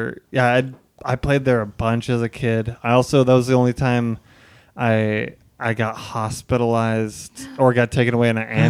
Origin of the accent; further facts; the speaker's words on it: Caldwell, Idaho, United States; now in Portland, United States; I grew up in Portland partially, and then but I played laser tag because I spent 6 years. Oh wait, 8 years in Caldwell, Idaho.